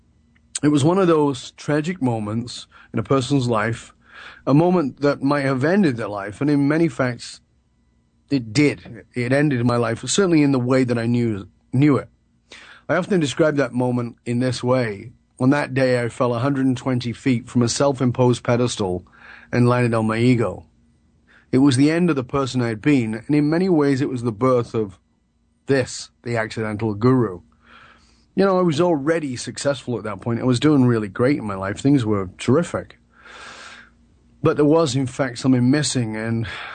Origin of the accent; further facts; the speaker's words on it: United Kingdom; moved away as an adult; also born or lived in British Columbia; I was born in the UK in the late 1950s, and although I've been gone from the UK much longer than I lived there